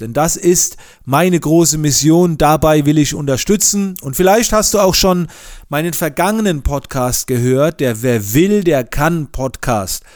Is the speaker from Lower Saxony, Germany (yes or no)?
no; near Heidelberg, Mannheim, Baden-Württemberg, Germany; Ich komme aus der Nähe von Heidelberg, Mannheim und lebe dort mit meiner Familie.